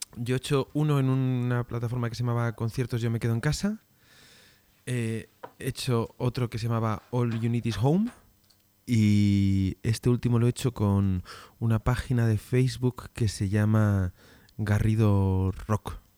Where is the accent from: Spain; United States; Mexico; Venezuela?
Spain; como españoles que somos